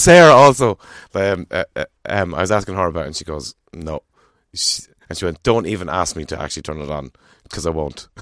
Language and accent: English; Ireland